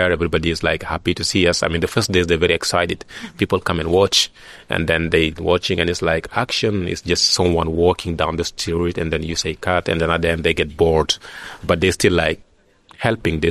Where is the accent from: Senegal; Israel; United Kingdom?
Senegal; this is my hometown. I feel safe there